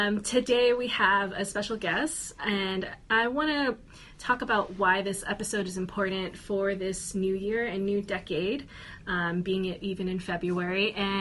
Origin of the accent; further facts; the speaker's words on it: New York, United States; background being from hailing from New York before this coming here